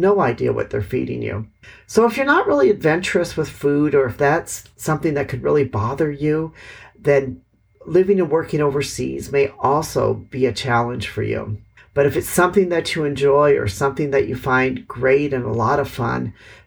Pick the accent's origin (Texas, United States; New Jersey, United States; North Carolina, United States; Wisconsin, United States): Wisconsin, United States; Milwaukee; moved away as an adult; also born or lived in Hanoi, Vietnam; now in Vietnam; I am from Milwaukee, Wisconsin